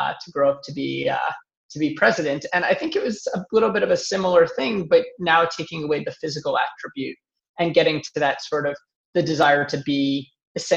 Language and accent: English; New York, United States; also born or lived in Pittsburgh; I moved from Pittsburgh back to New York, where I'm from